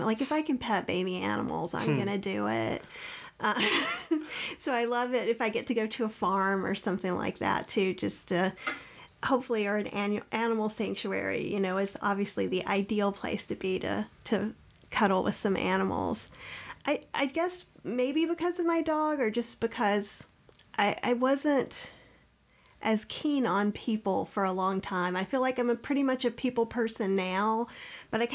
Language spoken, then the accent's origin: English; Winston-Salem, North Carolina, United States; I grew up in Winston-Salem, North Carolina